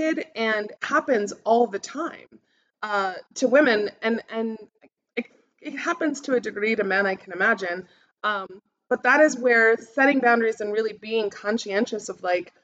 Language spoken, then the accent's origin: English; United States; I stand out as an American